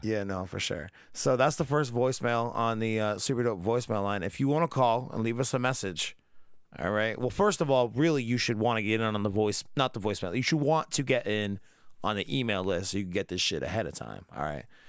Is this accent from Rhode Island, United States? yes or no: yes; Rhode Island, United States; we're from Rhode Island